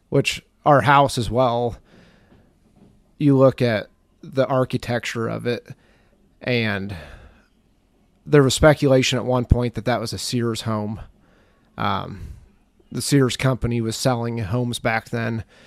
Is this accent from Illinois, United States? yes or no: yes; Mercer County, Western Illinois, United States; I grew up in Western Illinois. It's a county called Mercer County.